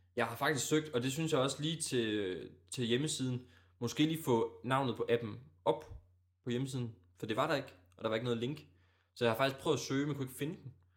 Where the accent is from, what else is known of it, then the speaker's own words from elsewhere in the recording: Djursland, Central Denmark Region, Denmark; moved away as an adult; now in Aalborg, Denmark; Vi kommer trods alt kun fra Djursland